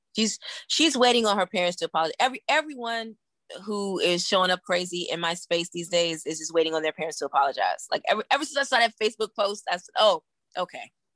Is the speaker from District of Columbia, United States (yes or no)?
yes; Washington, District of Columbia, United States; also born or lived in Greensboro, North Carolina; when I came home from Bennett, I worked at the one at Howard, um, on Georgia Avenue